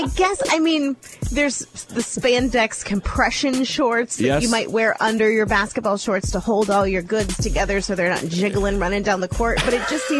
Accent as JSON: {"language": "English", "region": "Ohio", "country": "United States", "tie": "born or raised there", "said": "Ohio, my home state."}